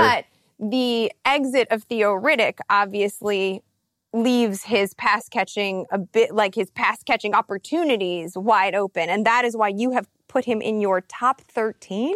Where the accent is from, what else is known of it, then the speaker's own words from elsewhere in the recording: Chicago, Illinois, United States; Chicago, my hometown.